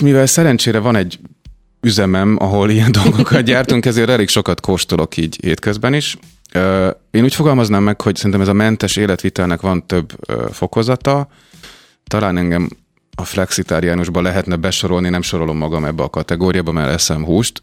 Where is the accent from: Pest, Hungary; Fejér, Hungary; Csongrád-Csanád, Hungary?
Csongrád-Csanád, Hungary; Mórahalom; moved away; Csongrád megye Mórahalomról származom